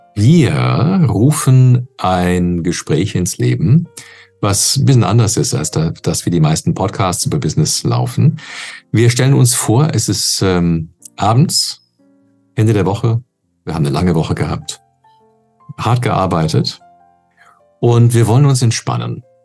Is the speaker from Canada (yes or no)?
yes; Canada; now in Germany; als äh, Kanadier ursprünglich